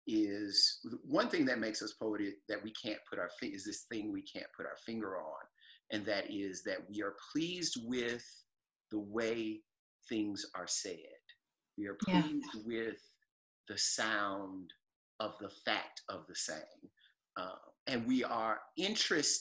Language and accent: English; the South, United States; I also think of myself as a Southerner